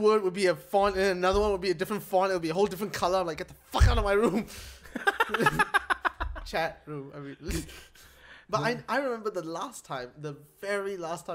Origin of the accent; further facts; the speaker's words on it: Malaysia; I'm from Malaysia